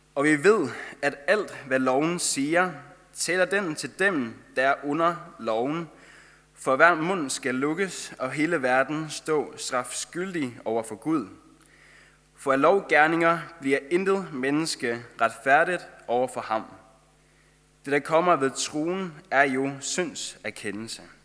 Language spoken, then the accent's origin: Danish; Faroe Islands; accent: Faroese; moved away as an adult; now in Denmark; jeg kommer fra Færøerne, og det er derfor, jeg har den færøske sang, som jeg har